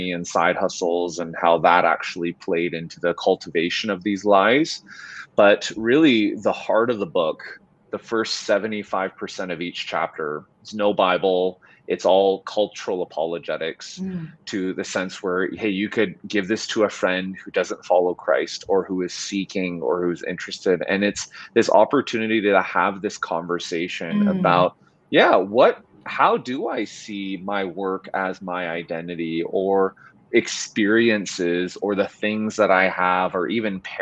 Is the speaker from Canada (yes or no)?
yes; Vancouver, British Columbia, Canada; moved away as an adult; also born or lived in South Korea; now in Edmonton, Canada; I'm Korean Canadian, born and raised in Vancouver, but my parents immigrated from South Korea in the 70s